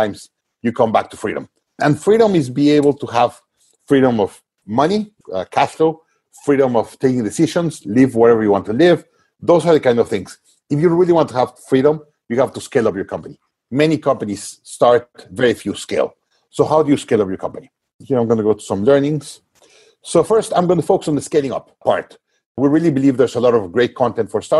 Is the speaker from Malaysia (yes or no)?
no; Mexico; I was based in Mexico, my home country